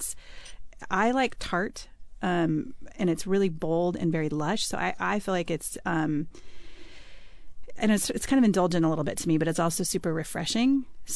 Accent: Bend, Oregon, United States; I grew up in Bend, Oregon, where there's lots of juniper trees

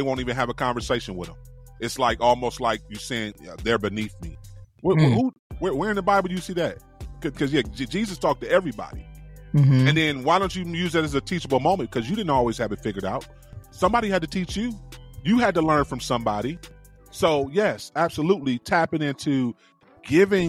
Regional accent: East Cleveland, Ohio, United States; I'm from East Cleveland.

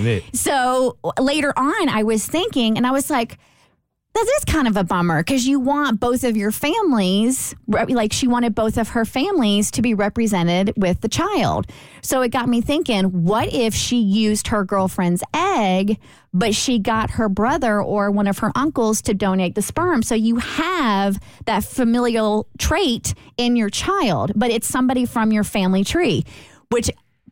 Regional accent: Kentucky, United States; See, we're all from Kentucky, so I felt like this was a completely suitable question to ponder.

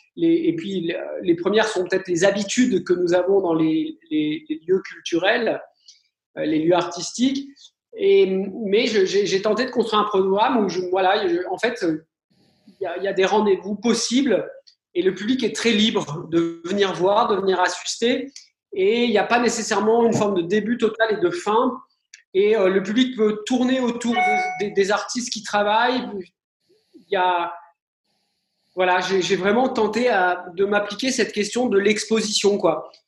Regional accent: France; chez nous en France

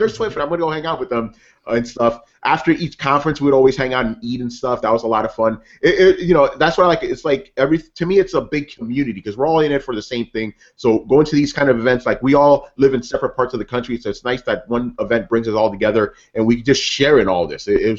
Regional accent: New York City, New York, United States; I'm saying this as a New Yorker.

